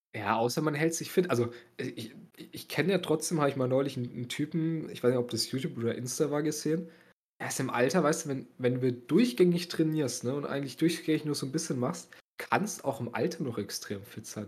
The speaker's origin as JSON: {"language": "German", "region": "Bavaria", "country": "Germany", "said": "bei uns in Bayern"}